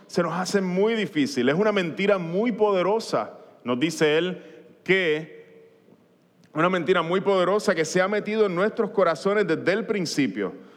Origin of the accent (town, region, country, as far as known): Puerto Rico